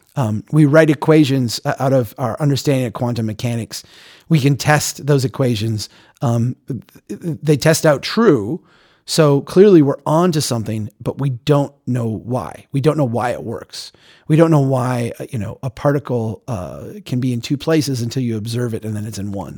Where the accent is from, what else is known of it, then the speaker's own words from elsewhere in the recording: United States; being an American who had never been out of the country